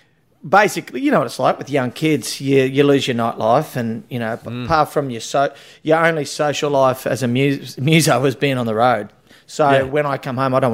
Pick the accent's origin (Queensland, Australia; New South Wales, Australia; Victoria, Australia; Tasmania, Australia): Queensland, Australia; Rockhampton; moved away as an adult; also born or lived in Brisbane / Sydney; now in Currumbin, Australia; when I grew up, I'm from Rockhampton, and I went to uni in Brisbane